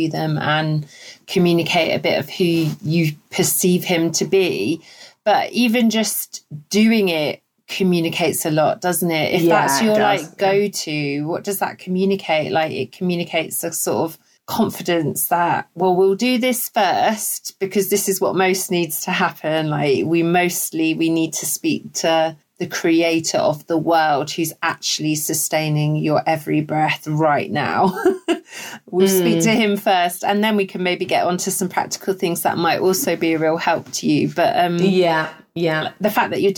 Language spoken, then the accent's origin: English; United Kingdom; We're so British